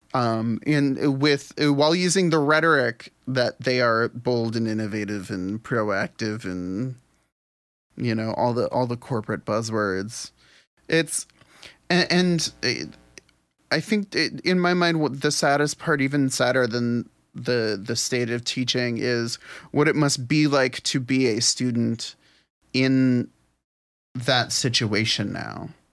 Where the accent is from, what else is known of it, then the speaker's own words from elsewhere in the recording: New Orleans, Louisiana, United States; my hometown of New Orleans, Louisiana